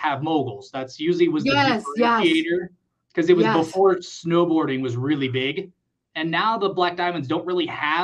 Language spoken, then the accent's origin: English; Southern California, United States; moved away; also born or lived in Colorado; I grew up in Southern California